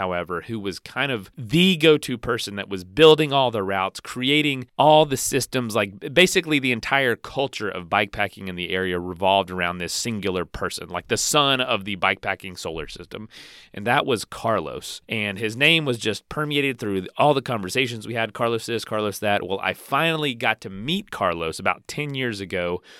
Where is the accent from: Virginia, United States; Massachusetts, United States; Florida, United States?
Florida, United States; I'm born and raised in Florida. Florida in the United States, for anyone listening outside the U.S.